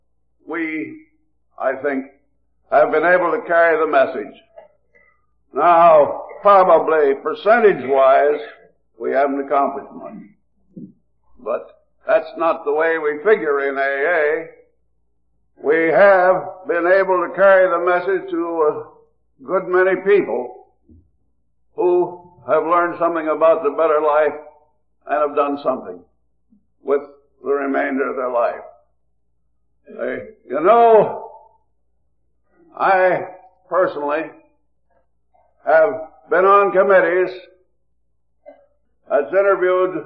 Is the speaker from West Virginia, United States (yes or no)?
yes; Ohio County, West Virginia, United States; I was born in Ohio County, West Virginia